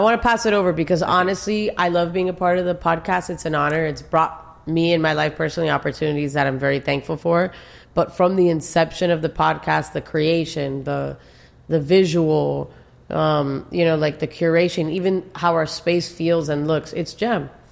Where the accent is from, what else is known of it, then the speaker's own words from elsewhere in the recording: Miami, Florida, United States; born and raised in Miami